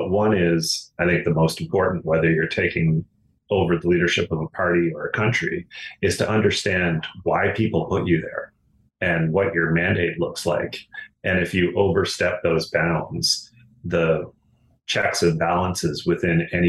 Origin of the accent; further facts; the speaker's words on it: Glace Bay, Nova Scotia, Canada; moved away; my hometown of Glace Bay